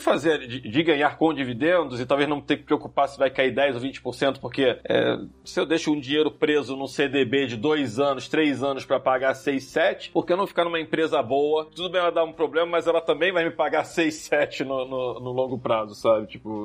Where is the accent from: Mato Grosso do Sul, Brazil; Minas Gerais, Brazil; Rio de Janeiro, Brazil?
Rio de Janeiro, Brazil; now in São Paulo, Brazil; Eu sou carioca